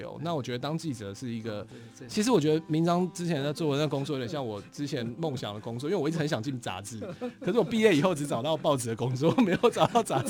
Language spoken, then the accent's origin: Chinese; Keelung, Taiwan; born there; also born or lived in Hualien / Fengyuan, Taichung; 我住过很多地方，我住我在基隆出生，然后住到花莲，然后台中丰原，对。那但是就是没有，其实我没有住过南部，台湾我唯一没有住过，除了外岛以外，就是南南部没住过。